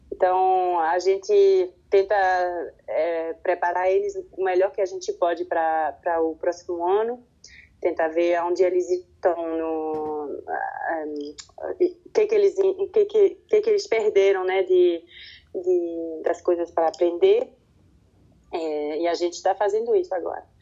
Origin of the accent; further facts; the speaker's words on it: French-speaking Switzerland, Romandy, Switzerland; first language French; Portuguese is a second language; a minha língua materna é francês. Certo. Eu cresci aqui na Suíça, na parte que fala francês